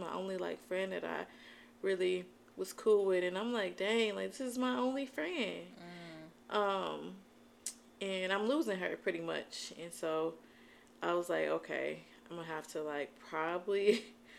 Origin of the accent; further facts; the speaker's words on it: Albion, Michigan, United States; moved away as an adult; also born or lived in Ypsilanti; My mom stayed in my hometown, which is Albion, and all my family was there